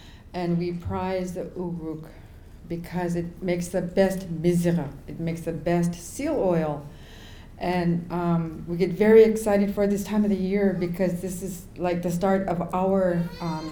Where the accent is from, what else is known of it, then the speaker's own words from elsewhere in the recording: King Island community, Alaska, United States; I grew up in the King Island community